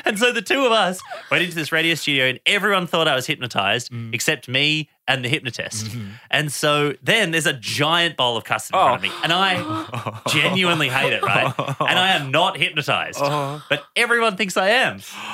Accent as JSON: {"language": "English", "town": "Geelong", "region": "Victoria", "country": "Australia", "tie": "born or raised there", "said": "He ended up visiting me in my hometown of Geelong in Victoria"}